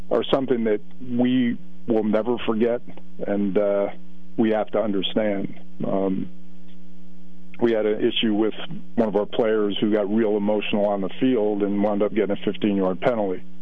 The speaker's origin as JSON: {"language": "English", "region": "New Jersey", "country": "United States", "accent": "New Jersey", "said": "Excuse my New Jersey accent"}